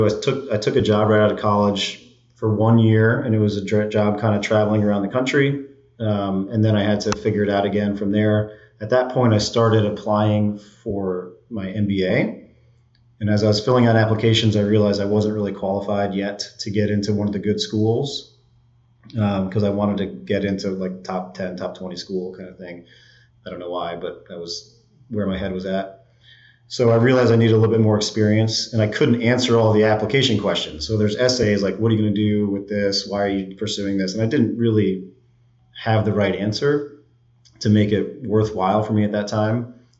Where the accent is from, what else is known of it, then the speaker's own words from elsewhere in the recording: New York, United States; also born or lived in Boston; Yeah. So I grew up in and around New York area, I would say. We moved around a ton.